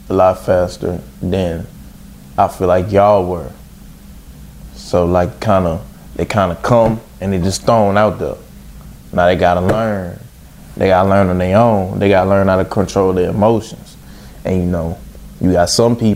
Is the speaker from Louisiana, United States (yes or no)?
yes; Baton Rouge, Louisiana, United States; I'm from Baton Rouge, Louisiana